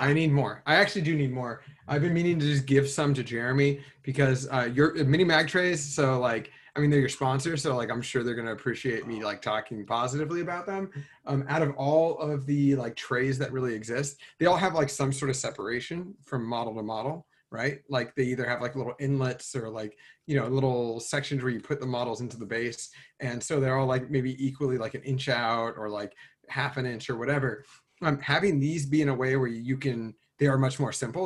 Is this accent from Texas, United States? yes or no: no; California, United States; also born or lived in Cincinnati, Ohio; I grew up in California, but like I moved there when I was three